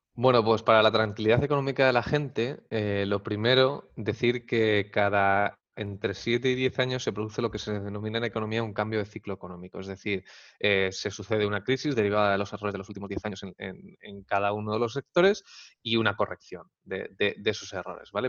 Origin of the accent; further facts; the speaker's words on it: Spain; los españoles somos muy de tocar